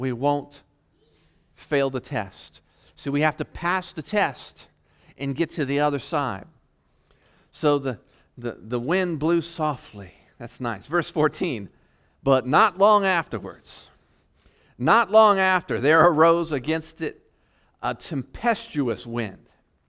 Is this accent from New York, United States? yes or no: no; Virginia, United States; also born or lived in North Carolina; You know, I came from the East Coast, Virginia, North Carolina, and we got hit with hurricanes